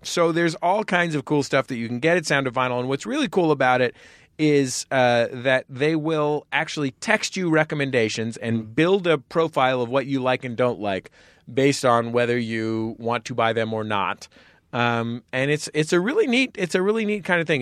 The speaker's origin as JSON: {"language": "English", "town": "San Francisco", "region": "California", "country": "United States", "moved": "yes", "lives_now": "Los Angeles, United States", "said": "I'm from San Francisco"}